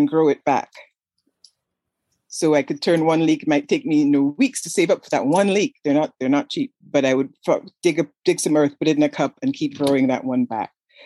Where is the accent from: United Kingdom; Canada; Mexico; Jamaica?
Canada; moved away as an adult; now in United States; I'm from Canada